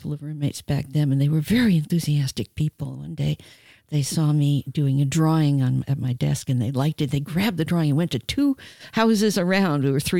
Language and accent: English; New York, United States; I came from New York. Maybe it was New Yorkism.